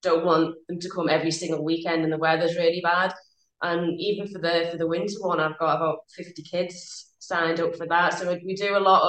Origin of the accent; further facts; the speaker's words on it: Germany; moved away as an adult; now in United Kingdom; I mean, because I grew up in Germany, I did my PGA training over in Germany and then joined the British PGA when I moved over here.